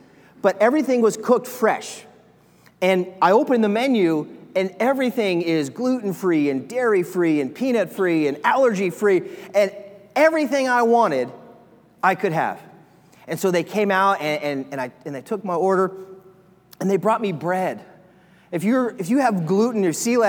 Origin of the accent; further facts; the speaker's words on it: Nebraska, United States; I said, Nebraska